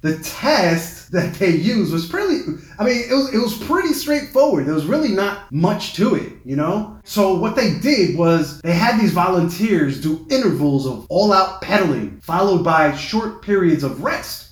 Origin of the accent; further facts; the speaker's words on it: New York City, New York, United States; my hometown paper, the uh, New York Times